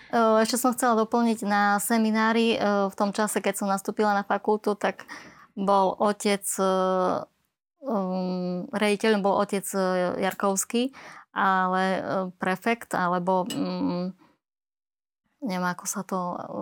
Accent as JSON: {"language": "Slovak", "town": "Košice", "region": "Košice Region", "country": "Slovakia", "tie": "born or raised there", "said": "Narodila som sa v Košiciach, vyrastala som na sídlisku nad jazerom, kde som aj absolvovala základnú školu"}